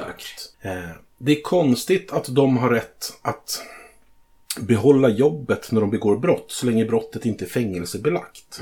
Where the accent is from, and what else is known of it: Sweden